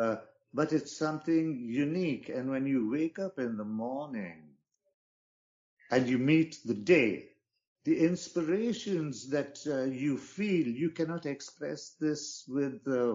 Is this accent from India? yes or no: yes; Bangalore, Karnataka, India; moved away as an adult; also born or lived in England / Austria; now in United States; I was born in India in a town called Bangalore.